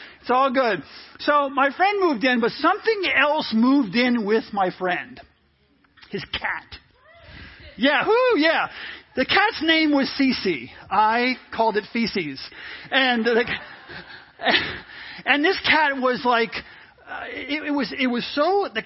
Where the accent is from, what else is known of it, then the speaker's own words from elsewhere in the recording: New York, United States; moved away; also born or lived in Virginia; Most of you knew I grew up in New York, first part of my life and, for a large part of my life